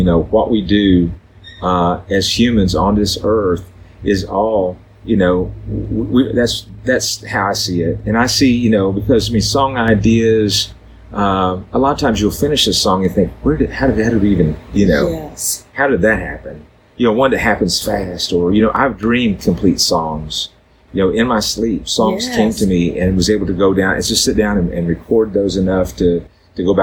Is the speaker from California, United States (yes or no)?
no; Southeast Missouri, United States; moved away; also born or lived in Nashville; growing up in Southeast Missouri, it was in a very musical family